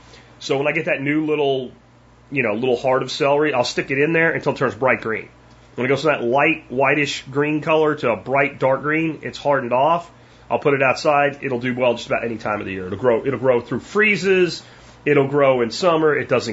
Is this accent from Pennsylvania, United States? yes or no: yes; Pennsylvania, United States; now in Texas, United States; when I grew up in Pennsylvania, it was like you literally had to lock your car in the summertime